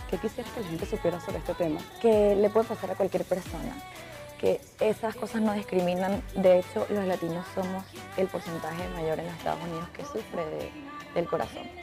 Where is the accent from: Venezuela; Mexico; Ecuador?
Venezuela; Yo soy muy rompera como somos todos los venezolanos